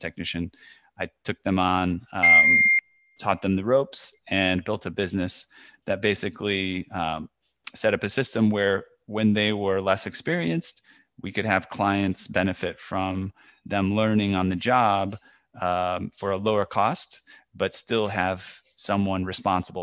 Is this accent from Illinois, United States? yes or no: yes; Chicago, Illinois, United States; my hometown of Chicago